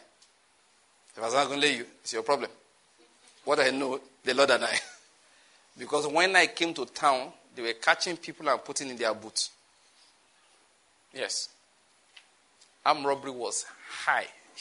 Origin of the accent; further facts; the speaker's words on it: Edo, Nigeria; moved away as an adult; also born or lived in Taraba State / Lagos; now in Enugu, Nigeria; I was born somewhere in Edo State, grew up there, went to university in what is now Edo State